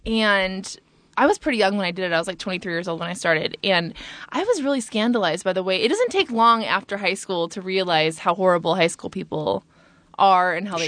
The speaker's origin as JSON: {"language": "English", "area": "Ventura County", "region": "California", "country": "United States", "said": "I'm from Ventura County"}